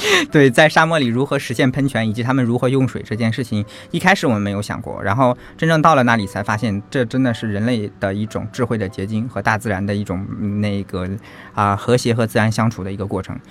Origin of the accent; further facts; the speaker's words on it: China; 我们这一群从遥远大陆来的中国人